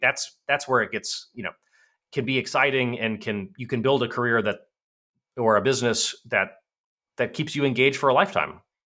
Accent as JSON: {"language": "English", "region": "Virginia", "country": "United States", "tie": "born or raised there", "said": "my hometown in Virginia"}